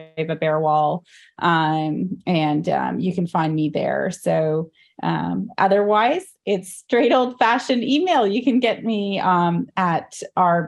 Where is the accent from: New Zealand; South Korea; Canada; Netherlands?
Canada; born or raised there; also born or lived in India